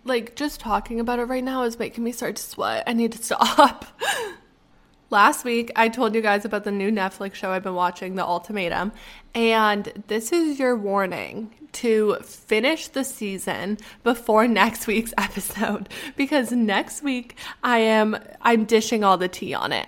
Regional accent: Canada; moved away; because I'm Canadian.

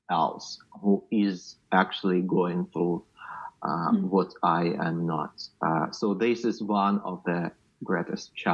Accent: Luhansk Oblast, Ukraine; moved away; I'm from Luhansk region, uh, which is just unreachable right now, and I'm not sure when and if ever I will go back.

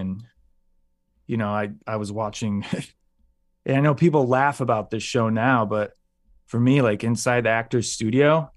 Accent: United States; I'm an American

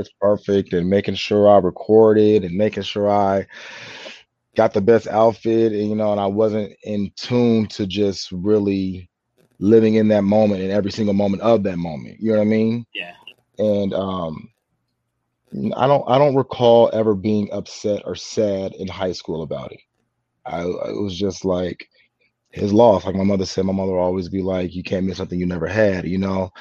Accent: San Diego, California, United States; now in Los Angeles, United States; I'm born and raised in San Diego

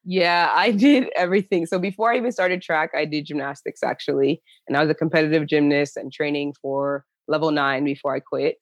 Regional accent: New Jersey, United States; moved away as an adult; also born or lived in Athens, Georgia; now in Chula Vista, United States; I'm originally from New Jersey

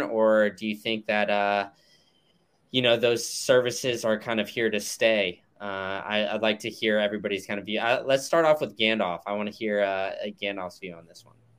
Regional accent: United States; as an American

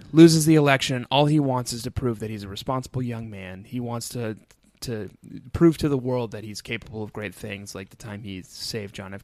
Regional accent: Colorado, United States; now in Brooklyn, United States; I grew up in Colorado

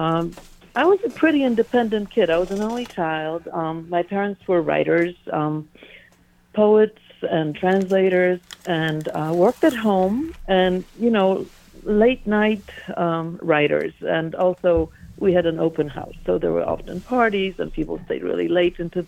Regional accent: Warsaw, Masovian Voivodeship, Poland; also born or lived in Brooklyn; now in United States; I was born and raised in Warsaw, Poland, smack dab in the middle of it.

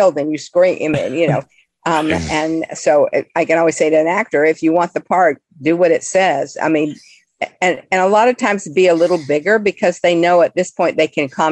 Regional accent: Florida, United States; I was born in Florida

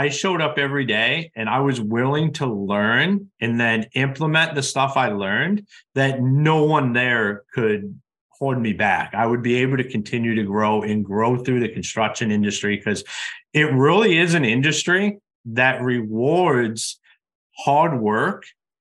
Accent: Ohio, United States; moved away as an adult; now in Michigan, United States; I'm originally from Ohio

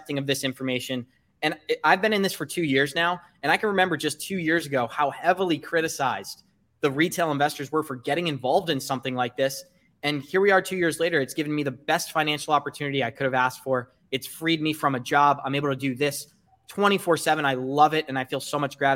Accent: United States; me as an American

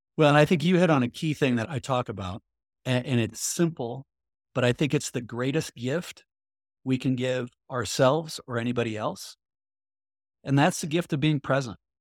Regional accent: Midwest, United States; I grew up in the Midwest

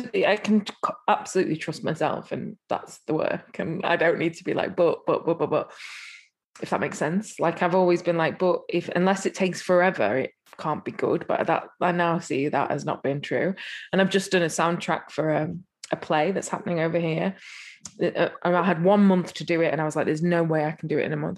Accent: England, United Kingdom; I'm English

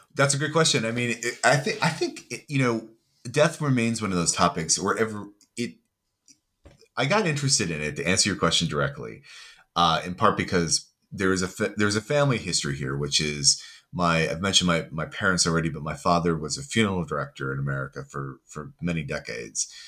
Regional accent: United States; moved away as an adult; now in United Kingdom; I am originally from the States, but I live in the U K and work in the U K

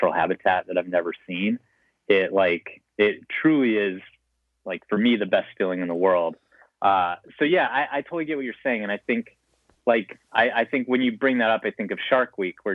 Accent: Montana, United States; I grew up in Montana

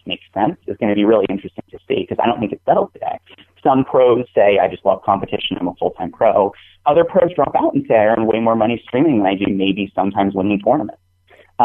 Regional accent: New England, United States; I'm from New England

